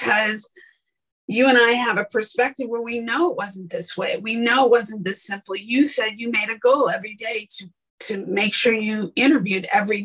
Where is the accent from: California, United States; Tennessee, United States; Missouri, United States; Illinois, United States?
Illinois, United States; Chicago; moved away as an adult; now in Los Angeles, United States; I'm coming from the Midwest